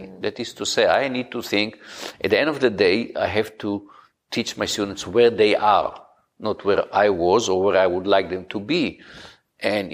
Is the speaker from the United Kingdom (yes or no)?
no; Israel; moved away; I grew up in Israel, which is a very, very direct culture.